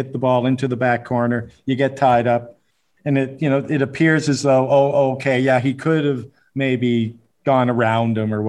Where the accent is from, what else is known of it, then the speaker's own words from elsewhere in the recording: Canada; I'm from Canada, and we play the hardball doubles there